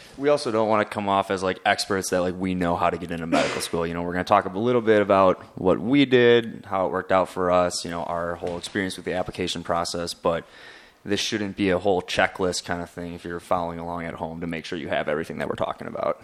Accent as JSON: {"language": "English", "town": "Madison", "region": "Wisconsin", "country": "United States", "said": "I'm from, uh, Madison, uh, Wisconsin"}